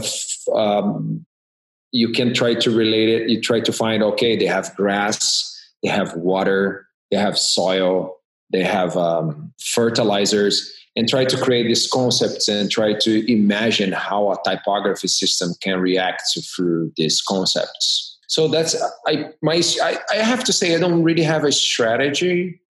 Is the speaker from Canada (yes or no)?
no; Rio de Janeiro, Brazil; moved away as an adult; also born or lived in Rotterdam, Netherlands / New York City, United States; now in California, United States; I'm originally from Brazil. I grew up in Rio de Janeiro.